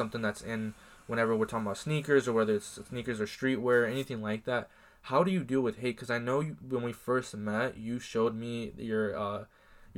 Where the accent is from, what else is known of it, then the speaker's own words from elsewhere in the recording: Iowa, United States; we are from Iowa